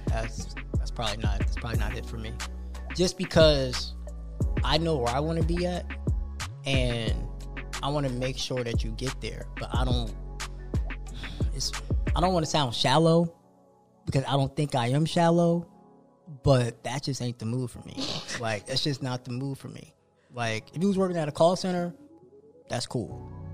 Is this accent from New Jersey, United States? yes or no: yes; New Jersey, United States; moved away; I grew up on Wawa back in Jersey. So Wawa to me is like home.